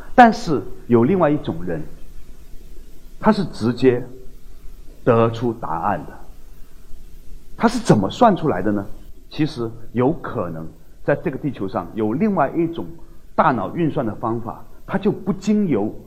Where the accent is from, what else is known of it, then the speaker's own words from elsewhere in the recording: China; 或者我们中国人称之叫慧的东西